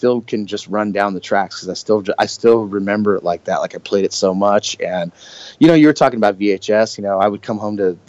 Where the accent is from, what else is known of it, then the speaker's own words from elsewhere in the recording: Southern California, United States; I grew up in Southern California